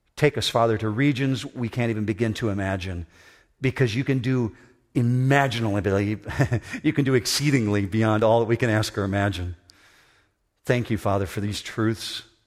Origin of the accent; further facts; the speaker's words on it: Whitehall, Michigan, United States; moved away as an adult; I grew up in Whitehall, Michigan, just north of Muskegon